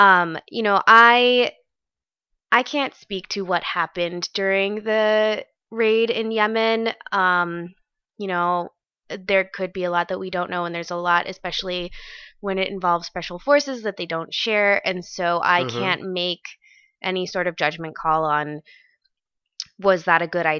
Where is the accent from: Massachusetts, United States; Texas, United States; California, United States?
California, United States; San Marcos; I grew up in San Diego where everyone is related to someone in the military.